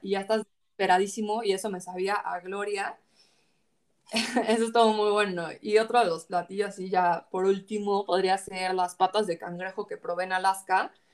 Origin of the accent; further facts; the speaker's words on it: Mexico; somos mexicanos